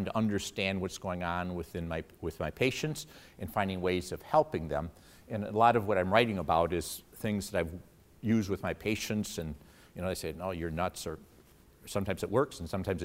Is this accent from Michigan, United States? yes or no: yes; Detroit, Michigan, United States; my roots are here. I'm an East Sider. I grew up in the Detroit area